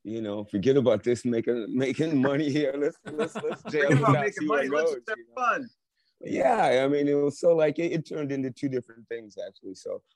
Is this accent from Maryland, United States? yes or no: no; Braidwood, Illinois, United States; Technically, I guess I grew up in Braidwood, Illinois, when the Chicago blues thing was happening in the '50s, and we were about 35 miles south of Chicago.